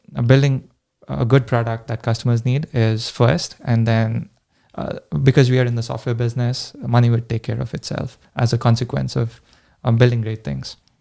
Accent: India; moved away as an adult; now in United States; I grew up in India

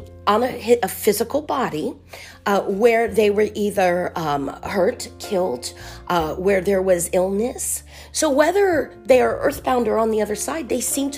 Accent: Miami, Florida, United States; Born in South Florida, Miami

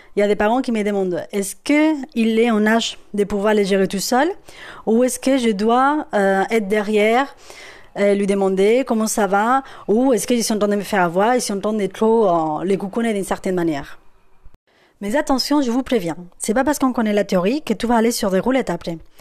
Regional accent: Spain; French is a second language; moved away; je suis espagnole

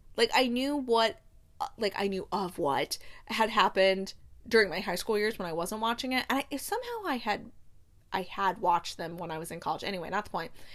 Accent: United States; as an American

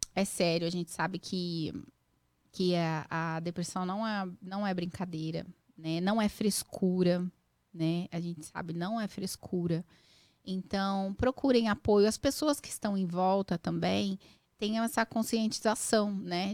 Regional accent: São Paulo, Brazil; moved away as an adult; now in United States; Eu nasci mesmo no Carandiru, tinha um hospital, no, uhum. uma maternidade no bairro do Carandiru

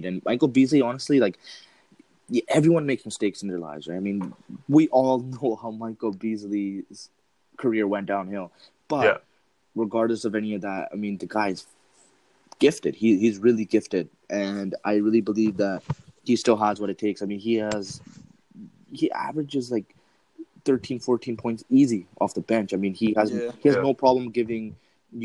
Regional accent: Canada; I'm from Canada

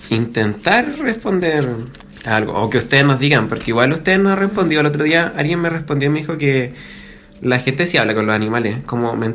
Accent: Cabildo, Valparaíso, Chile; now in Santiago, Chile; soy, soy del campo, soy de Cabildo, pero ahora no vivo en Cabildo. Vivo en Santiago

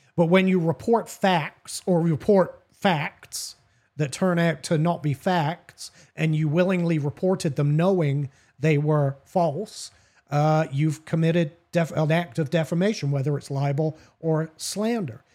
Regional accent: United Kingdom; me as a British guy.

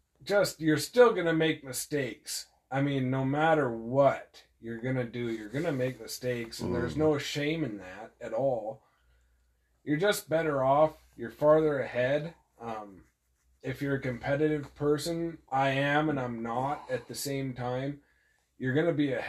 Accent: Malta, Montana, United States; I'm from Malta, Montana.

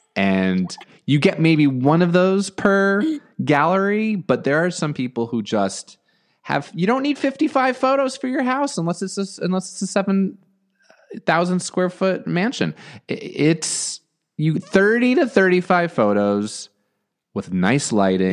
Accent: New Jersey, United States; also born or lived in Long Island, New York; now in Los Angeles, United States; Born in Long Island, grew up in New Jersey.

